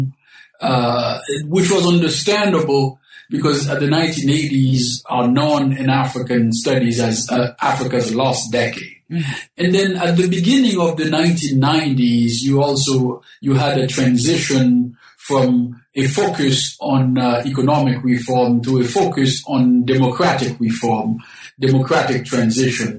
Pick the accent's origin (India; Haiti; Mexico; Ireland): Haiti; also born or lived in Berkeley, United States / Binghamton, United States; now in St. Louis, United States; I was born in the Caribbean, specifically in Haiti.